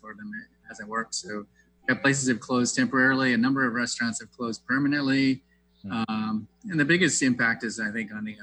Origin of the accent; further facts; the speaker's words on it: the South, United States; moved away as an adult; now in Seattle, United States; I grew up in the South and like I said in the bio, I made biscuits with my grandmother